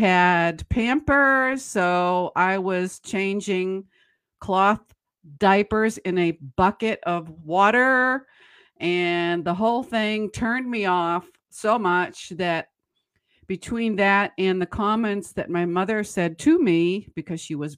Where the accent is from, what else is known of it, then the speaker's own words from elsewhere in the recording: Boston, Massachusetts, United States; when I was growing up in Boston, Massachusetts area, I was the oldest of nine